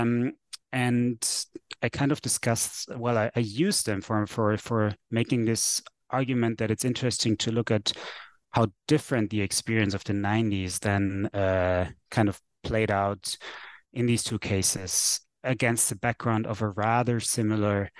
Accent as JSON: {"language": "English", "region": "Vienna", "country": "Austria", "tie": "born or raised there", "first_language": "German", "second_language": "English", "said": "I am from Vienna, which is a city to the east of Prague."}